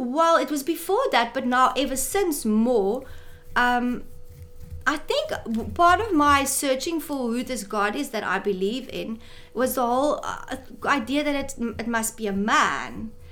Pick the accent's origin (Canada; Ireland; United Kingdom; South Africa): South Africa; Wynberg, Western Cape; born there; also born or lived in Pretoria / Saldanha / Goodwood; No, I was born in Wynberg. My dad was in two military hospital. My dad was in the army, so we stayed in a few places. When I was three, we moved to Pretoria for 2 years. Then we came back to Saldanha for 2 years.